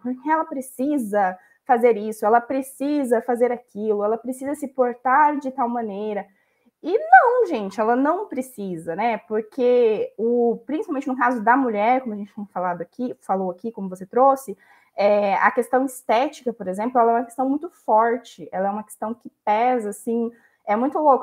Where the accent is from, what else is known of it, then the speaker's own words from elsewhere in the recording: Brazil; Também somos brasileiros que, que valem a pena aqui nesse país